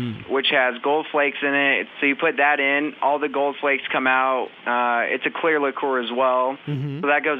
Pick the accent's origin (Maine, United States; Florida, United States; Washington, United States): Washington, United States; Seattle; moved away as an adult; now in Beaumont, United States; I'm actually from Seattle, Washington. So I've been down here about an hour or a year and a half.